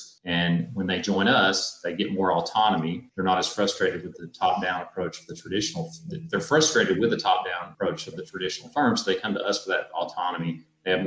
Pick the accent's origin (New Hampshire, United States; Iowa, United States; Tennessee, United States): Tennessee, United States; I grew up in Tennessee